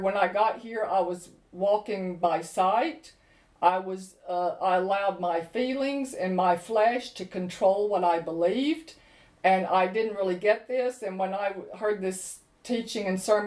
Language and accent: English; United States; moved away as an adult; now in London, United Kingdom; I grew up in America not lacking for anything